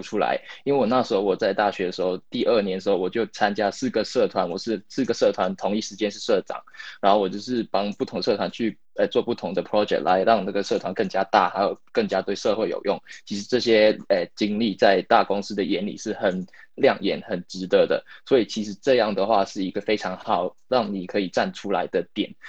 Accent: Hong Kong; moved away as an adult; now in United Kingdom; 我是香港人，然后我，然后我在英国这边读了四年大学，然后现在在一家英国的世界五百强公司，呃，在开始我的工作

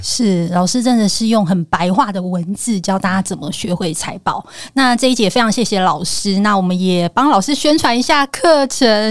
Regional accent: Zhonghe, New Taipei, Taiwan; moved away as an adult; now in Zhubei, Taiwan; 中和。嗯。我的老家

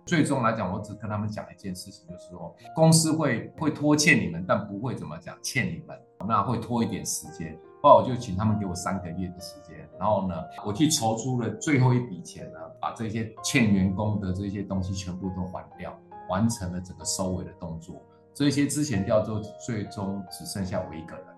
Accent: Taiwan; also born or lived in Taipei; 我们是从台湾这块土地出来的

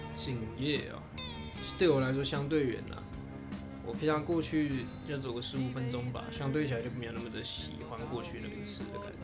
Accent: Nantou County, Taiwan; moved away as an adult; now in Taipei, Taiwan; 读国高中的时候啊，那时候我在南投啦，我是南投人

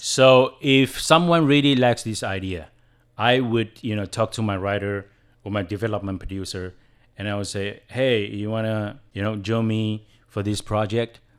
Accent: Taiwan; first language Chinese; English is a second language; I was born and bred in Taiwan, and English wasn't my, my first language. Chinese was, is my first language

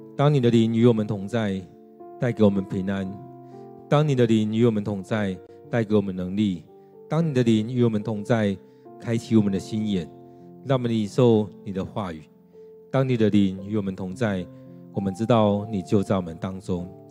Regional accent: Taiwan; 在我们台湾人当中，我们超级害怕死亡的

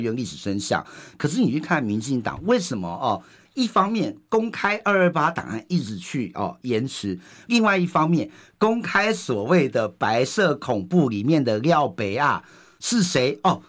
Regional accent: Indonesia; now in Taiwan; 我妈印尼，我们印尼出生的这些新住民呢

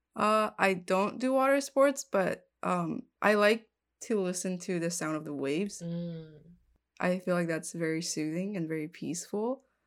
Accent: southern Taiwan, Taiwan; moved away; I grew up in Taiwan, like in the south part of Taiwan

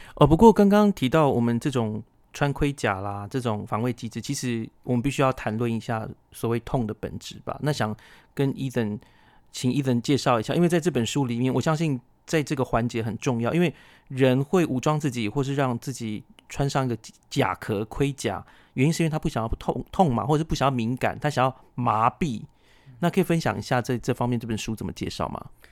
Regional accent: Taiwan; 我是布农族的

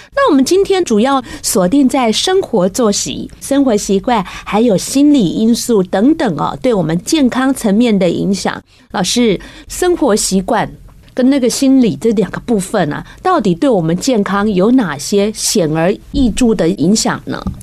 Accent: Taiwan; 那我们台湾人的肥胖是一个最近受到关注的一个健康议题

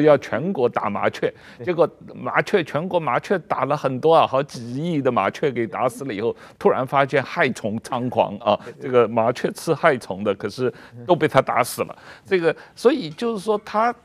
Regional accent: Shanghai, China; 我们小时候在这个上海家里

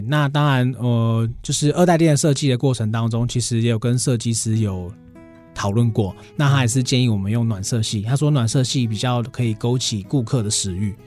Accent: Chiayi, Taiwan; moved away as an adult; now in Taichung, Taiwan; 我本身是嘉义人

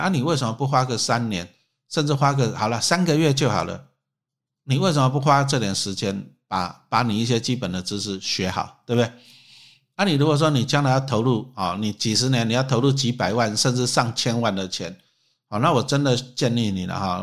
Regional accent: Taiwan; 我们台湾人

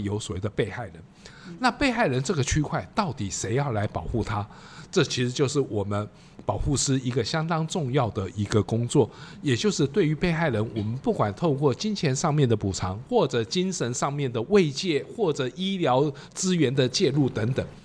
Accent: Taipei, Taiwan; also born or lived in Matsu / Taitung / Pingtung; 我本身是台北人，长期的工作都在北部

